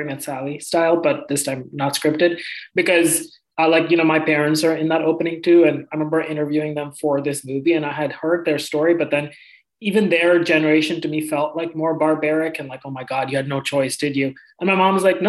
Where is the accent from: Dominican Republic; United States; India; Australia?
India; moved away; I grew up in India